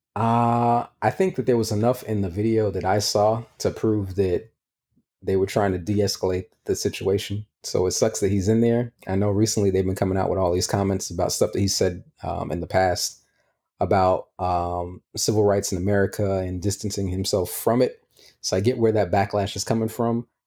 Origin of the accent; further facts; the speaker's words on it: New York City, New York, United States; I'm from New York too